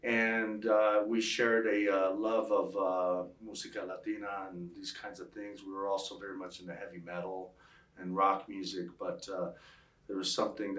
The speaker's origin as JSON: {"language": "English", "town": "Las Cruces", "region": "New Mexico", "country": "United States", "tie": "born or raised there", "also_born_or_lived": "El Paso, Texas / Santa Fe, New Mexico", "said": "I was born in El Paso, Texas, but shortly moved to Chaparral, New Mexico in the fifth grade. And I've slowly made my way up north. From Las Cruces, I graduated in Mayfield High School."}